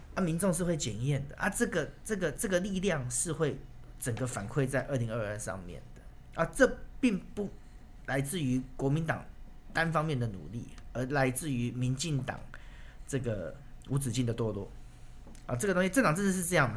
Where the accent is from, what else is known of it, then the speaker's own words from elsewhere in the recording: Taichung, Taiwan; 我们在台中出生